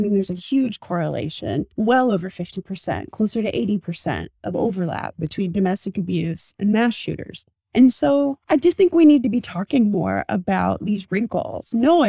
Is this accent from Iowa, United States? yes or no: yes; Iowa, United States; in my case, it's Alberta Métis, but I grew up in the United States. There was a split in the family and we came down to the States. So I grew up in Iowa.